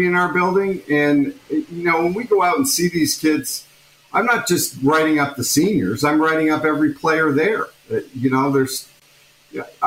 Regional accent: Toronto, Ontario, Canada; I'm from Toronto, or at least that area

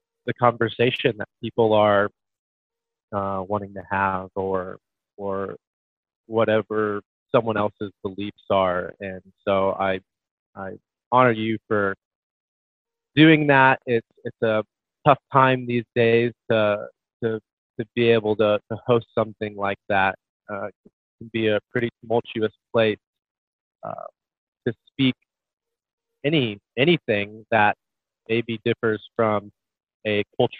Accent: Quincy, Illinois, United States; I'm from Quincy, Illinois, small town in the Midwest

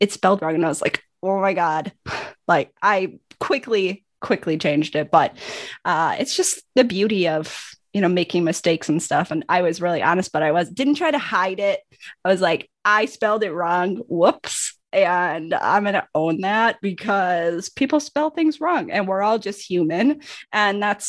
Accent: Wisconsin, United States; I'm from Wisconsin

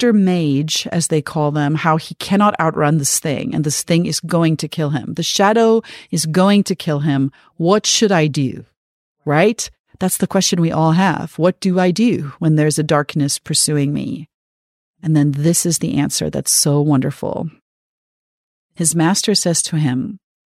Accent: South Africa; growing up in South Africa, reading this book

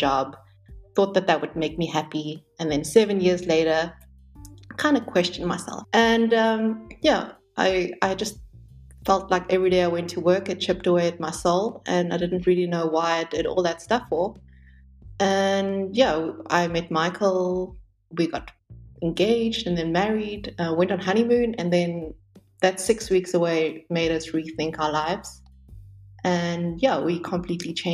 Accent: South Africa; also born or lived in Hong Kong; now in Berlin, Germany; I grew up in South Africa, but I was born in Hong Kong, never lived there.

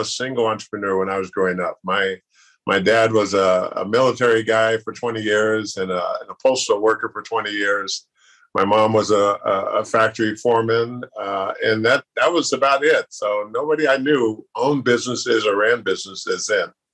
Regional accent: Sacramento, California, United States; I grew up in South Sacramento

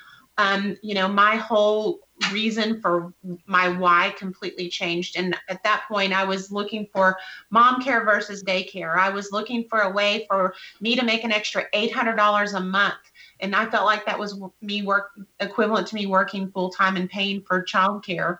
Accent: West Texas, United States; I was born and raised in West Texas

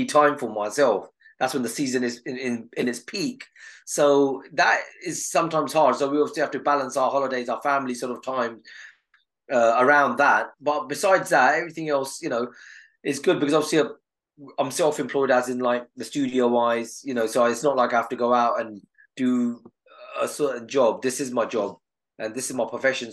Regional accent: Southall, London, United Kingdom; I was from Southall at that time.

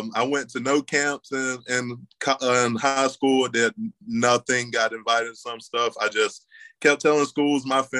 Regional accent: Jefferson, Georgia, United States; moved away as an adult; now in Louisville, United States; I'm from Jefferson, Georgia, was about 10, 15 minutes from UGA

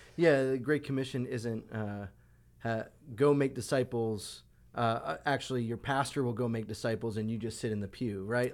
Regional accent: Long Island, New York, United States; I grew up on Long Island, so deli sandwiches on Long Island were the best

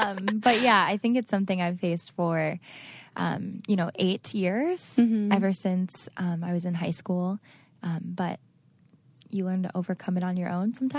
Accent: Cleveland, Ohio, United States; So to give you a little background, I grew up in Ohio, Cleveland, Ohio, but my parents moved 17 times before college.

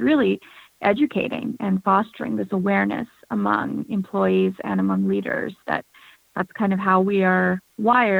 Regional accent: United States; both being born an Indian American and kind of feeling different in the U.S. where I'm from

